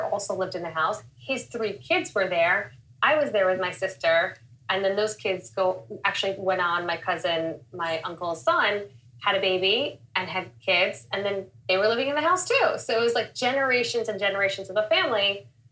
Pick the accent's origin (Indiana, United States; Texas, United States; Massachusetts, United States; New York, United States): New York, United States; Long Island; also born or lived in Springfield, Illinois / India; So I was born in Springfield, Illinois. I lived there for only a few years. My dad actually ended up starting a business, so we ended up moving to New York. My parents rented a house for a year, and then they bought a home out here in Long Island. I grew up here primarily.